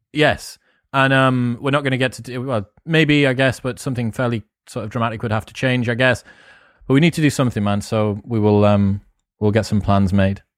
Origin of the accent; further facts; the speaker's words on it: United Kingdom; first language English; as a British person